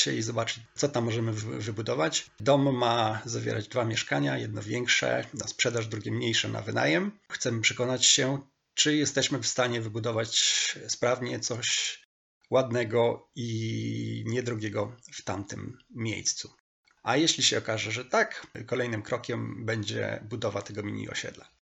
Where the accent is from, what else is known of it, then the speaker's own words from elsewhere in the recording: Stalowa Wola, Subcarpathian Voivodeship, Poland; Tym miastem jest Stalowa Wola, moje rodzinne miasto